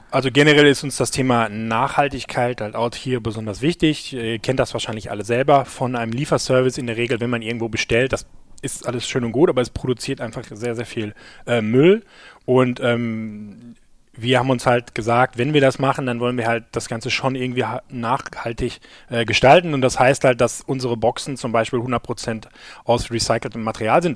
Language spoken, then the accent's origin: German; Gelsenkirchen, North Rhine-Westphalia, Germany; wir kommen jetzt alle aus Gelsenkirchen